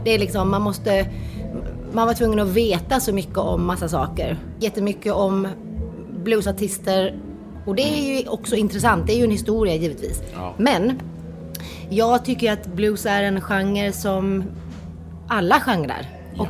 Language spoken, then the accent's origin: Swedish; Timmernabben, Kalmar County, Sweden; Jag är ju från Timmernabben. Ja. ja, Mönsterås kommun. Och uppvuxen på den festivalen